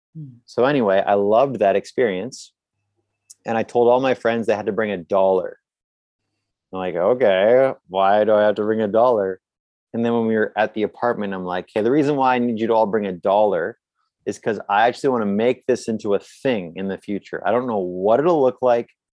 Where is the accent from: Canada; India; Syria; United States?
Canada; I'm from Canada.